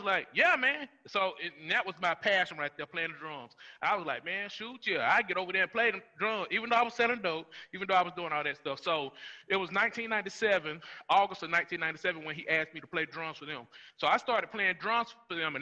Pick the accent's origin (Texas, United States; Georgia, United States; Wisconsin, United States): Georgia, United States; Rome; I grew up in Rome, Georgia. I grew up in East Rome, and then we transitioned to North Rome